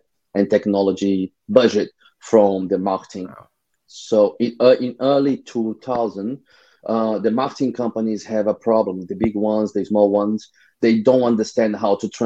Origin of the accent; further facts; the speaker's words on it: Rio de Janeiro, Brazil; I'm from Rio, Brazil